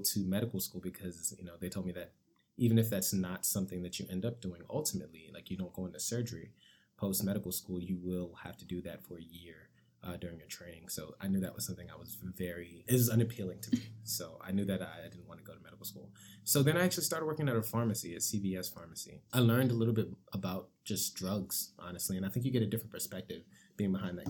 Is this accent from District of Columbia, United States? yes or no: yes; Washington, District of Columbia, United States; also born or lived in Maryland; originally from the D.C. area, born and raised